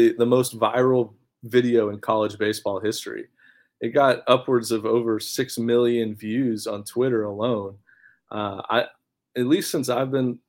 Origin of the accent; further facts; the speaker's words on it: Texas, United States; I have a lot of family in Arkansas growing up, you know, because I'm from Texas.